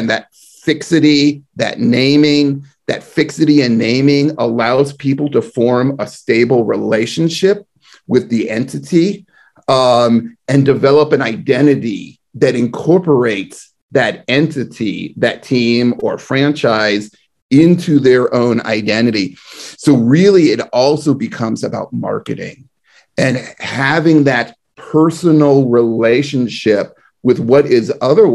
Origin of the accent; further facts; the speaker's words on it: the East Bay, California, United States; I'm from the East Bay.